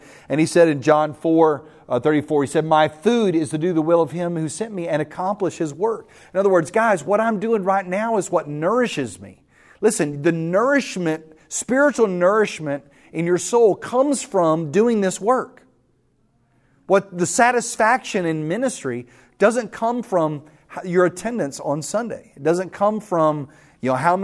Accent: West Texas, United States; I grew up in West Texas

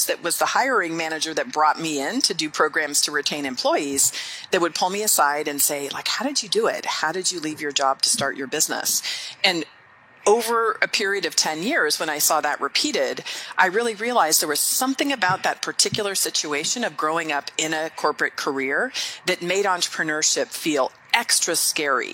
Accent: San Anselmo, California, United States; also born or lived in Switzerland; I grew up in San Anselmo, California, which is in the San Francisco Bay Area.

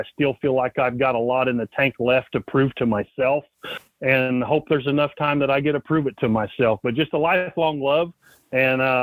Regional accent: Spencer, Indiana, United States; my hometown, Spencer, Indiana

